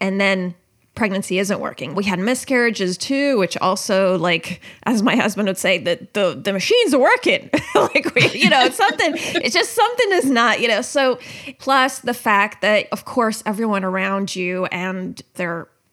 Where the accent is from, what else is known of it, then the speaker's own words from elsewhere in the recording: United States; I grew up in the American public school system